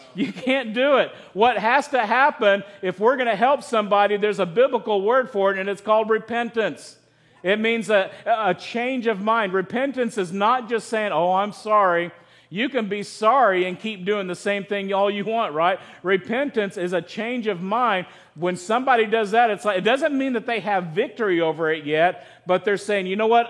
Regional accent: United States; also born or lived in Chico, California; our American culture

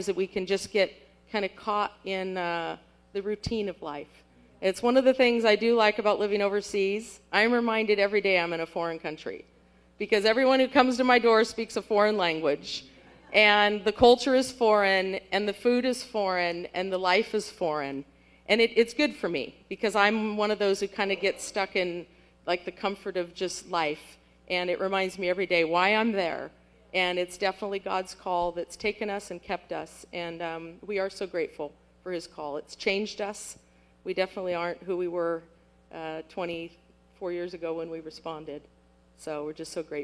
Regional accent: French Camp, California, United States; moved away as an adult; now in Angola; I grew up in French Camp.

